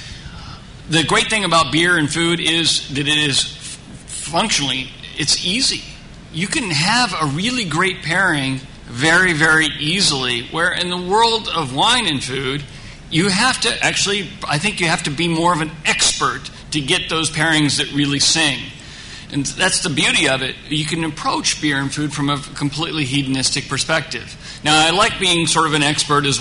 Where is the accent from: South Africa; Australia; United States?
United States; Pataskala, Ohio; also born or lived in Orange County, California; now in Southern California, United States; when I was four, I moved and grew up in a very small town, Ohio, outside of Columbus, Central Ohio, and then Pataskala, Ohio